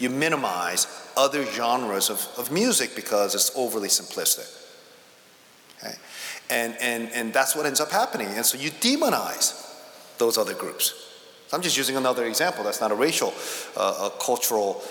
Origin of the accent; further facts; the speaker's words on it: Northeast, United States; I come from the Northeast